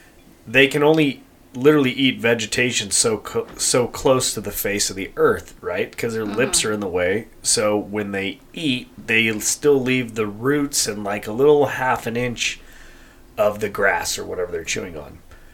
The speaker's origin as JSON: {"language": "English", "region": "Colorado", "country": "United States", "lives_now": "California, United States", "said": "obviously my dad and I are hunters, mm-hmm. and we're transplants from Colorado, and pig hunting in California has been a thing for a while"}